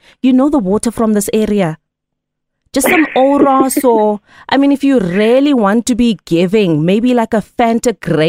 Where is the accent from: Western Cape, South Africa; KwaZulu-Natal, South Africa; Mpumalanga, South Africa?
KwaZulu-Natal, South Africa; Empangeni; I'm from Empangeni. I'm a municipal worker. I clean the streets.